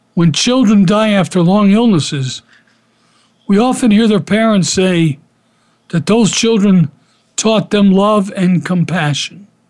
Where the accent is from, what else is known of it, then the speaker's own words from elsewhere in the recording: Philadelphia, Pennsylvania, United States; Kenny and I grew up together in Philadelphia